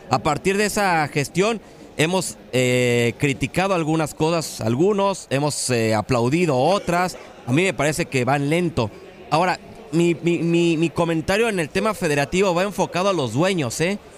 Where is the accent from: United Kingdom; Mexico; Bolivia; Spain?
Mexico; Yo evidentemente hoy como mexicano y como aficionado quiero que avance México